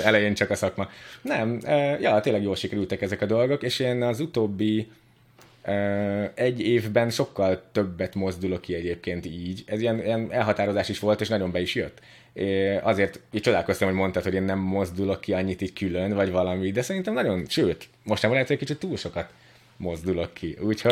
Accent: Budapest, Hungary; szóval ugye budapesti vagyok, meg úgy nagyon izé be voltam ide szűkülve

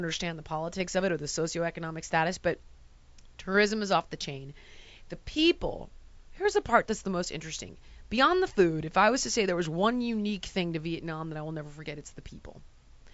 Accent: United States; I am an American.

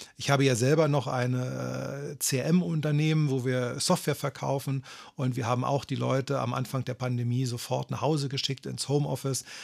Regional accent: Berlin, Germany; also born or lived in Kramsach, Tyrol, Austria; ich bin mit vier Jahren aus einem kleinen Dorf in Tirol, äh, namens Kramsach nach Berlin gekommen

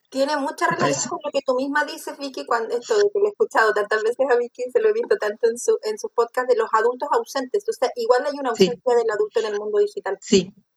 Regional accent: Chile; soy de Chile

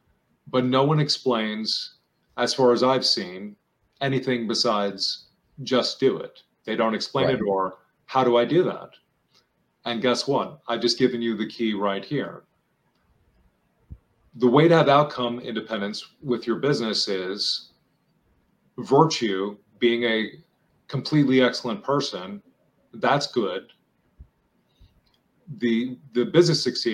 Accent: New York, United States; I'm from New York

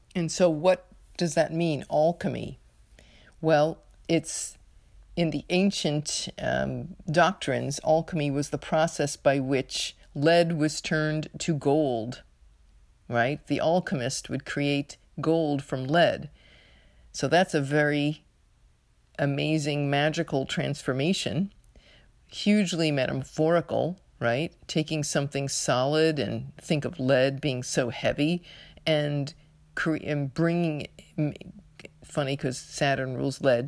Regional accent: United States; U S of A, my home country

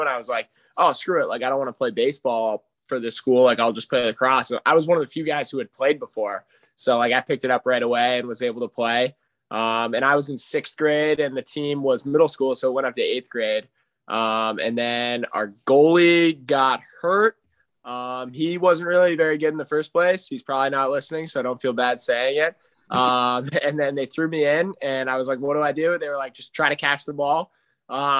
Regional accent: Markham, Ontario, Canada; I grew up in Markham, Ontario.

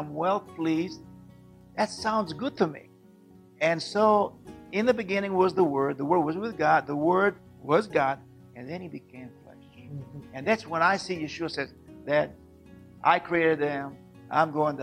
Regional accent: Israel; born and raised in Israel

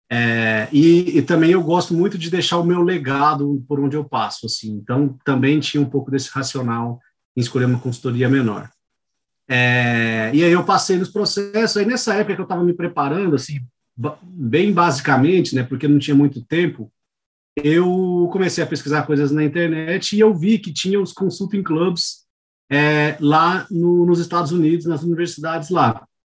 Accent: Goiânia, Goiás, Brazil; moved away as an adult; now in São Paulo, Brazil; Eu sou natural de Goiânia, é, eu nasci e fui criado em Goiânia

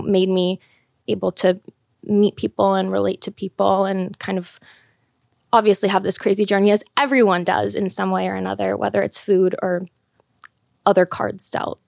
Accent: Los Angeles, California, United States; moved away as an adult; I grew up in L A. I lived there my whole life, went to college there.

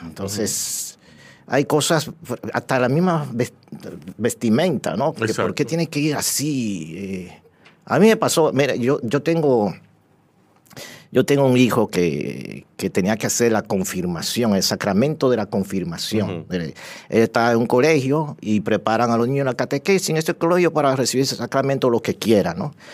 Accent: Dominican Republic; casi toda mi vida la he vivido aquí y me siento dominicano

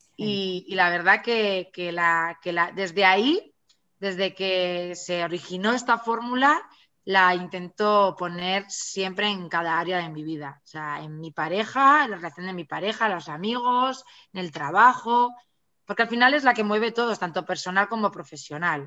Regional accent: Pamplona, Navarre, Spain; yo soy de Pamplona, de Navarra, eh, vivo, he vivido toda la, vivo aquí toda la vida

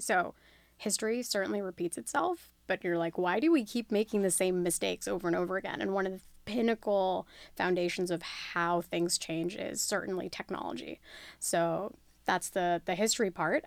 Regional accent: Australia; moved away; I was born and raised in Australia.

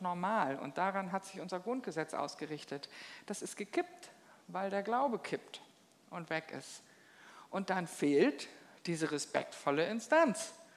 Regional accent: Germany; bei uns in Deutschland

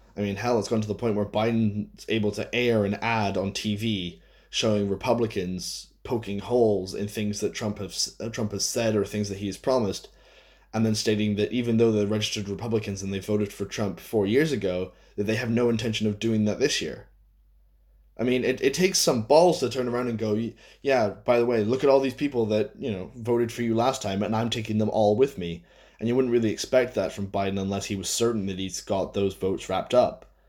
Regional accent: United States; I am an American

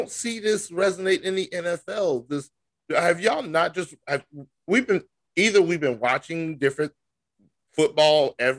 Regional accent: South Carolina, United States; growing up in South Carolina

